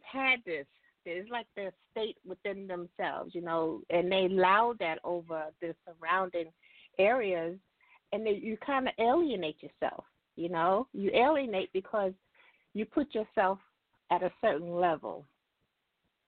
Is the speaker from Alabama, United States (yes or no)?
yes; Alabama, United States; moved away; my hometown in Alabama